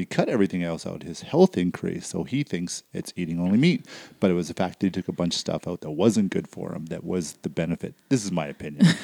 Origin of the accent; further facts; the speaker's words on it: Surrey, British Columbia, Canada; now in Calgary area, Canada; I grew up in Surrey